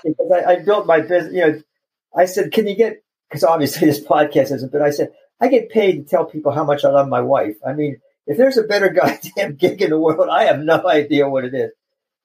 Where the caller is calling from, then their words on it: Chapel Hill, North Carolina, United States; I am in Chapel Hill, North Carolina.